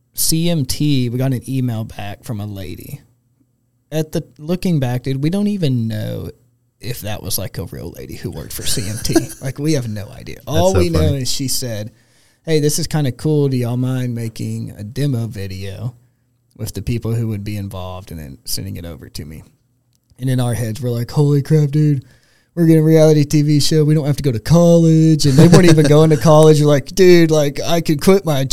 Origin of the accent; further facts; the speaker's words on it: Texas, United States; we're from Texas